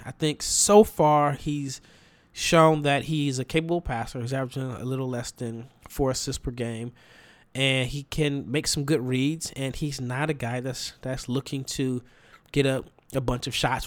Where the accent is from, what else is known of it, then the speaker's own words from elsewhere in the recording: Nebraska, United States; now in Dallas, United States; I'm from Nebraska. I moved to Texas to avoid the winters.